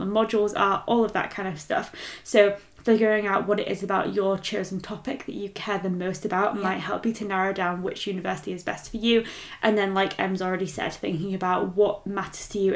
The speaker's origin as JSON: {"language": "English", "town": "Leeds", "region": "Yorkshire and the Humber", "country": "United Kingdom", "tie": "born or raised there", "said": "being from Leeds, I can confirm it is a great city"}